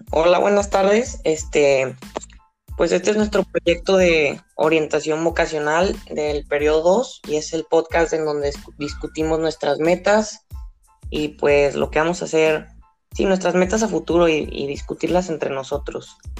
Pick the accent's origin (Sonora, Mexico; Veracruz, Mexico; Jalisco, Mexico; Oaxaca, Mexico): Jalisco, Mexico; Guadalajara; soy de Guadalajara, Jalisco